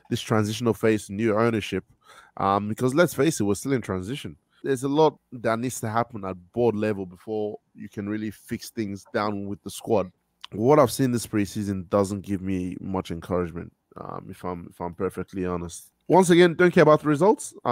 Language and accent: English; Australia; Yeah, like Daniel said, I'm I'm from Australia.